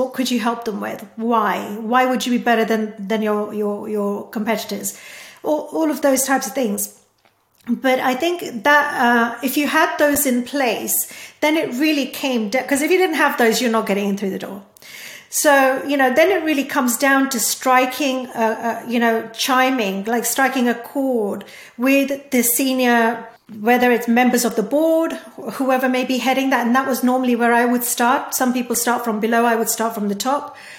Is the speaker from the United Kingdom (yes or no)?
no; India; born there; English is a second language; because I was born in India and, you know, because I speak Hindi and Gujarati and, you know, I have some background to Sanskrit and stuff